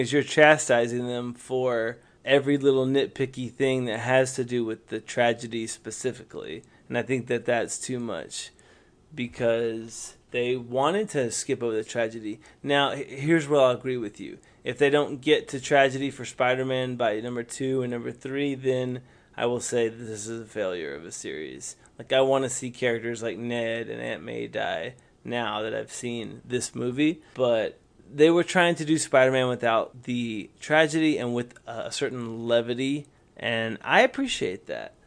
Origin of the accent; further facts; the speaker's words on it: the South, United States; accent: Southern; I have a Southern accent. I'm from the South.